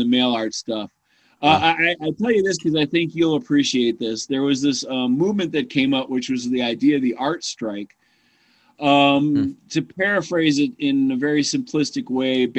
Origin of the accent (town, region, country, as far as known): Chicago, Illinois, United States; moved away as an adult; also born or lived in Carbondale, Illinois